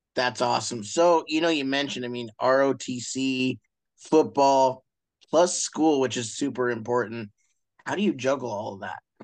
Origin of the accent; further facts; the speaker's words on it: Montana, United States; those of us from Montana